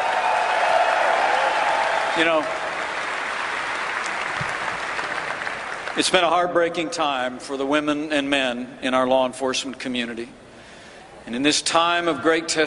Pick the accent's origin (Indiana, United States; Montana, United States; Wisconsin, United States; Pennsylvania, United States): Indiana, United States; my home state of Indiana